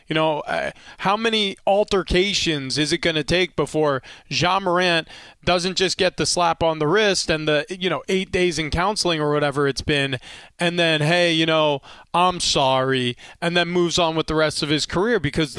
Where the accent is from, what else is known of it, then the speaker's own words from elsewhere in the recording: New York, United States; And again, I grew up in Long Island, New York.